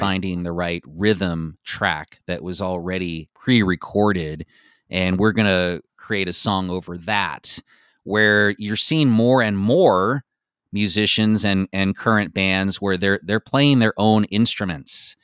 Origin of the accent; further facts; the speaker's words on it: Bay Area, California, United States; growing up in the Bay Area